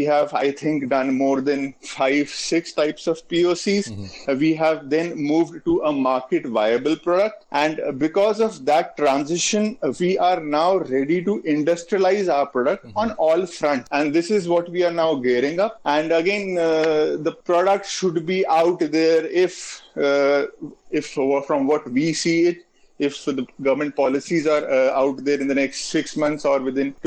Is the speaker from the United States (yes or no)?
no; India; being an Indian